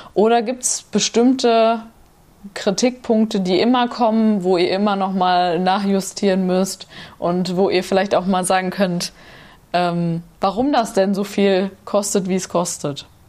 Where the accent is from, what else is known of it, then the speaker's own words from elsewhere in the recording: Nordhorn, Lower Saxony, Germany; da, wo ich herkomme, aus Nordhorn